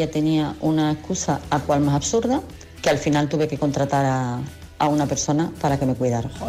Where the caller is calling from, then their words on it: Madrid, Community of Madrid, Spain; Hola, buenos días, Kiss. … de Madrid.